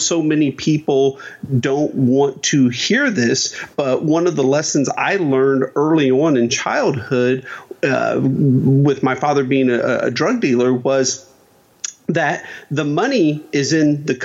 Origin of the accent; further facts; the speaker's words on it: Dayton, Ohio, United States; I grew up in Dayton, Ohio